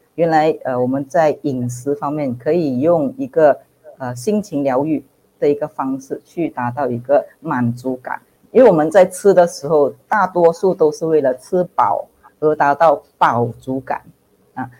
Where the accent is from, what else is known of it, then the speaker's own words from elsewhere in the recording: Malaysia; 我是来自马来西亚的营养师